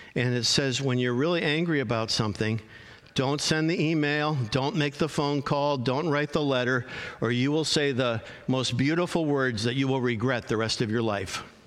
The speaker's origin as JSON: {"language": "English", "town": "Arlington Heights", "region": "Illinois", "country": "United States", "tie": "born or raised there", "said": "I grew up in Arlington Heights, Illinois, a northwest suburb of Chicago"}